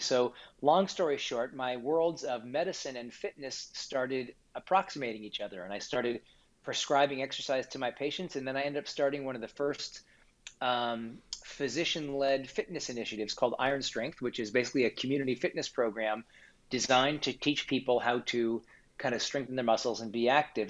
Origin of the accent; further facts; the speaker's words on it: Kansas City, Missouri, United States; I grew up in Kansas City, Missouri